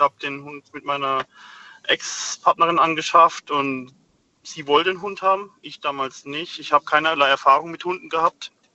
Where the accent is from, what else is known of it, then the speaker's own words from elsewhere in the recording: Rhineland-Palatinate, Germany; moved away; Ich komme gebürtig aus der Südpfalz